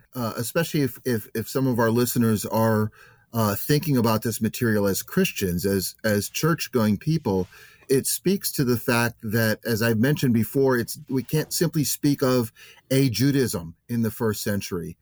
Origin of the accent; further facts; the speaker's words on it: United States; I'm an American, I, I work primarily in the United States